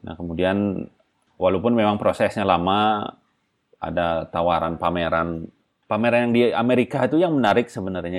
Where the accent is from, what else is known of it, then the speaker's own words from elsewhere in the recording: Bali, Indonesia; saya orang Bali